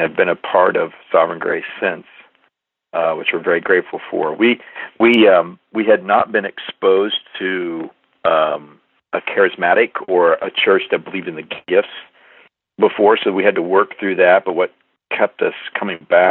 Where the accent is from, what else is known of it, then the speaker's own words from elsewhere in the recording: Midwest, United States; I'm from the Midwest